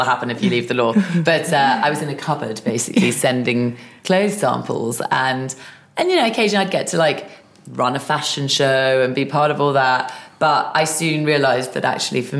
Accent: London, United Kingdom; I'm a Londoner, born and bred.

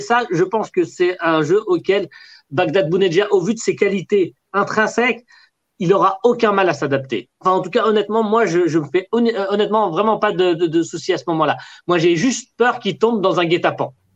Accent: Algeria; je suis un Algérien

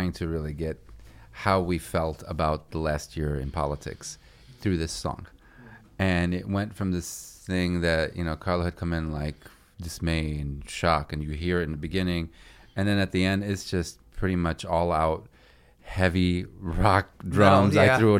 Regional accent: Chicago, Illinois, United States; I'm a Chicagoan. I was born and raised here. But I mean, I've been lived in a lot of places in the world

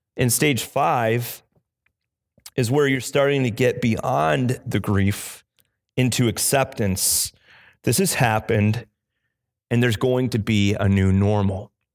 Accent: Illinois, United States; now in Cape Cod, United States; I grew up in the Midwest in Illinois

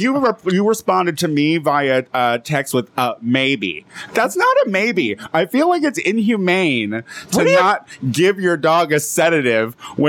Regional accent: United States; as an American

